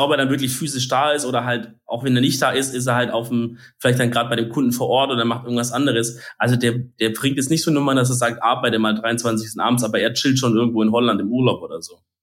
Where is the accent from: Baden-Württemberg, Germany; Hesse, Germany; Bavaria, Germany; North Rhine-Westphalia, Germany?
Baden-Württemberg, Germany; Bei uns in Bad württemberg